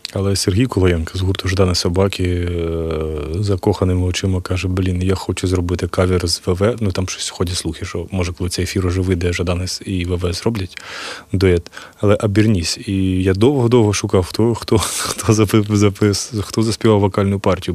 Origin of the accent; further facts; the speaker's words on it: Kyiv, Ukraine; Я от з Києва